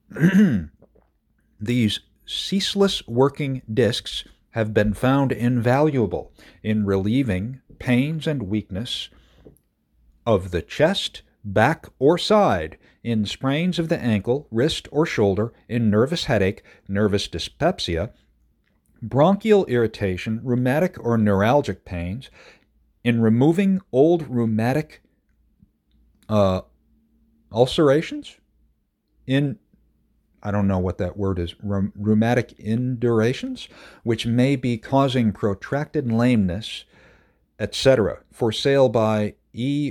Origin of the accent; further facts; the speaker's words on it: Madison County, New York, United States; I grew up in Madison County, uh, just, it's the neighboring county